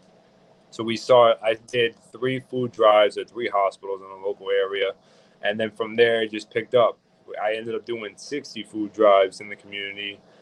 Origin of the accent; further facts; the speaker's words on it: Yonkers, New York, United States; I was born in Yonkers. I was raised here my entire life.